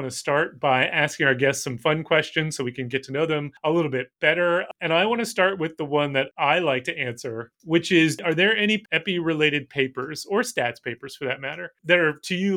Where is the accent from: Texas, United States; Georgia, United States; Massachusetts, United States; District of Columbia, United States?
Massachusetts, United States; Boston; I'm from Boston.